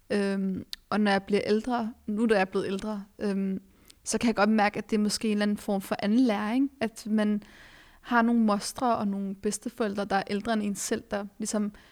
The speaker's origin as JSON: {"language": "Danish", "country": "Denmark", "tie": "born or raised there", "said": "at vi er vokset op i Danmark, øh, født og vokset op i Danmark med en anden etnisk baggrund"}